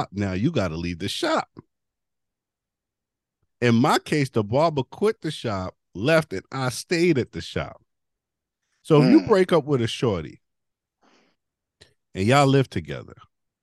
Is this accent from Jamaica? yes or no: yes; Jamaica; I'm Jamaican